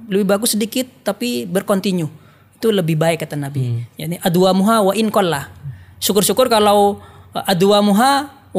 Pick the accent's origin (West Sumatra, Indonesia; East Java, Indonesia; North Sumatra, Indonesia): East Java, Indonesia; Jember; karena saya asli orang Jember.